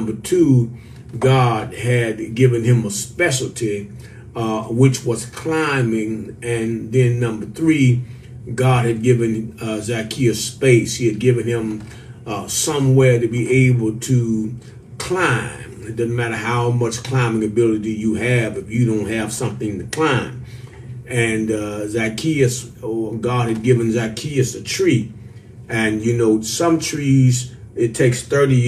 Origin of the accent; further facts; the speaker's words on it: St. Louis, Missouri, United States; now in Virginia, United States; I am from St. Louis, Missouri, which is right out there in the Midwest on the Mississippi River